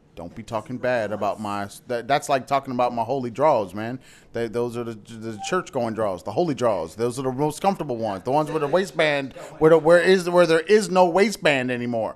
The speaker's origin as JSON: {"language": "English", "country": "United States", "said": "we're, we're American"}